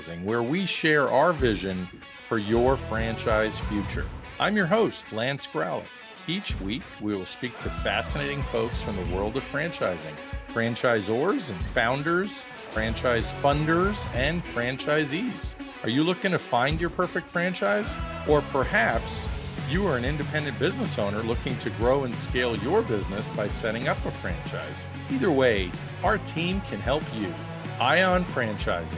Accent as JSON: {"language": "English", "town": "Brooklyn", "region": "New York", "country": "United States", "said": "another guy from Brooklyn, just like me"}